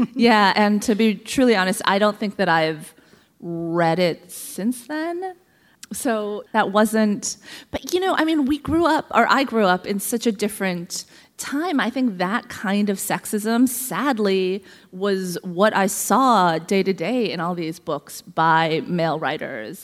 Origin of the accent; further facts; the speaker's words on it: Columbus, Ohio, United States; I was born in Columbus, Ohio, of all places